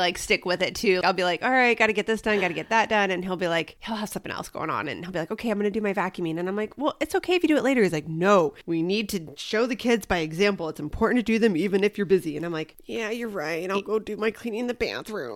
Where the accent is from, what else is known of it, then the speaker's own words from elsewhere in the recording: Midwest, United States; now in Arizona, United States; when I grew up in the Midwest